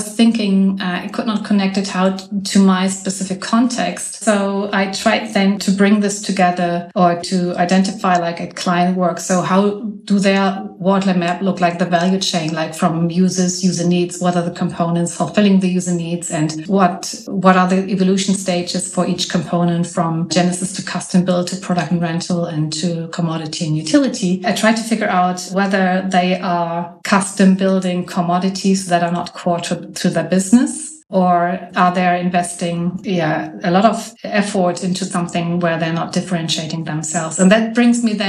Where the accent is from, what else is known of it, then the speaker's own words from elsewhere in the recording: Hamburg, Germany; I am from Hamburg, north of Germany